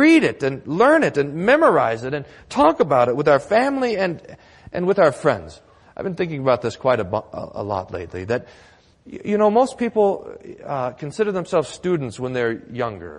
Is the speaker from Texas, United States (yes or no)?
yes; Texas, United States; Growing up in Texas